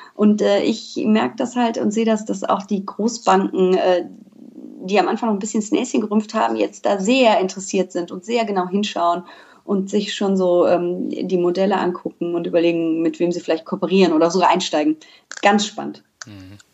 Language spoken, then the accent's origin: German; Düsseldorf, North Rhine-Westphalia, Germany; ich bin gebürtige Düsseldorferin